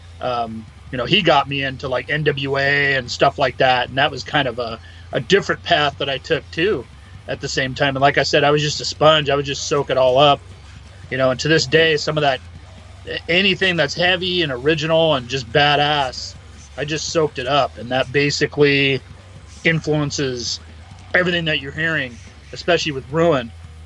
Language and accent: English; Los Angeles, California, United States; I was born and raised in Echo Park, California